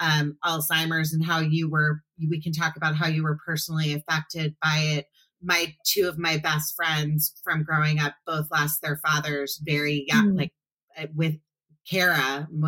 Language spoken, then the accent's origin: English; Potomac, Maryland, United States; I grew up in Potomac, Maryland, which is outside of DC, not like a small town